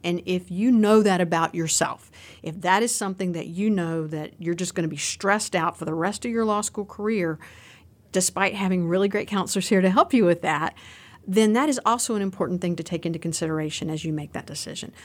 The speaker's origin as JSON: {"language": "English", "town": "Roanoke", "region": "Virginia", "country": "United States", "accent": "Southwestern Virginia", "said": "I am from Southwestern Virginia. For anybody who's hearing my accent on this, that's where the accent comes from. I'm from down near the Roanoke, Virginia area."}